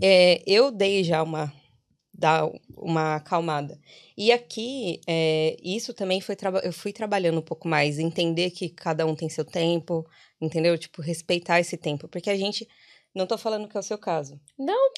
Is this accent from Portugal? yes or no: no; São Paulo, Brazil; moved away as an adult; now in Ireland; sou paulista